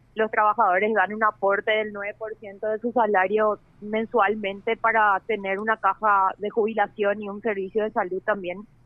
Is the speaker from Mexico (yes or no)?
no; Paraguay